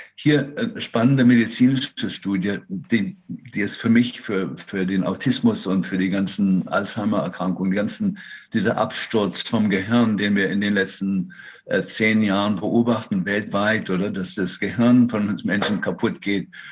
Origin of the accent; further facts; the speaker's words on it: Berlin, Germany; moved away as an adult; also born or lived in Freiburg; now in Seattle, United States; ich bin äh, eigentlich in Berlin geboren, eigentlich Berliner